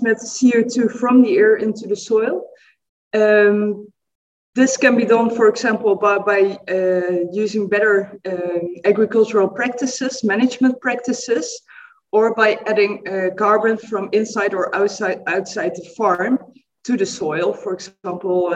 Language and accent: English; Netherlands; I'm coming from the Netherlands in Europe.